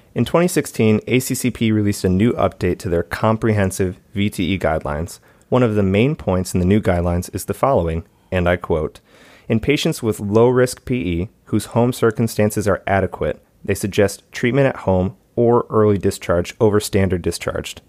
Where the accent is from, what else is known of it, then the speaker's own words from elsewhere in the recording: Michigan, United States; my hometown, Michigan